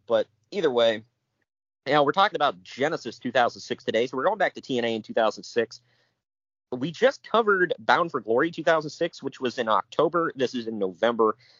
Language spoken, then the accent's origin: English; Ohio, United States; I'm from Ohio